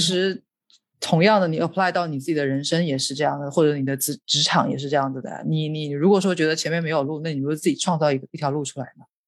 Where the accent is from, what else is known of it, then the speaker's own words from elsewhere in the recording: Hubei, China; also born or lived in Beijing; now in Hong Kong; 我也是南方人，我是，我是，我是湖北人